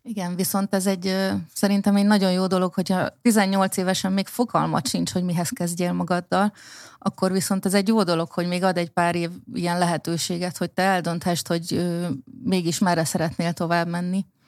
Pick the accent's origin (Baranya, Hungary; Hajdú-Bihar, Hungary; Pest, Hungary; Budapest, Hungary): Baranya, Hungary; én Baranya megyében nőttem fel